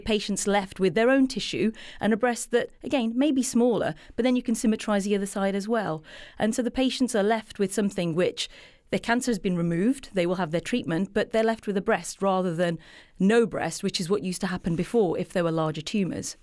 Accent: England, United Kingdom; I'm from England

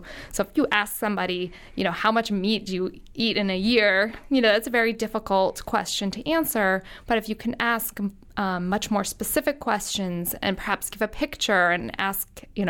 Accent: Long Island, New York, United States; Well, I grew up in Long Island, New York, just across the sound here. And I grew up in the 70s, 80s, and 90s.

